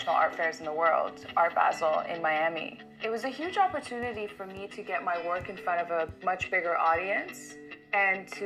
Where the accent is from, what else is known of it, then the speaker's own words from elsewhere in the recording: Iran; now in New York, United States; I was born in Iran, and now I live in New York